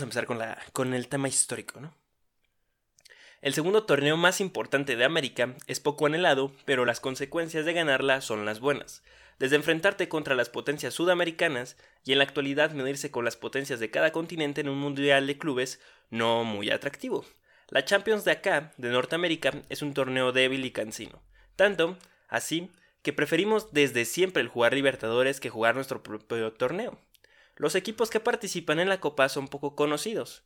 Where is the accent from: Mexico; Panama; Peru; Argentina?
Mexico; los mexicanos somos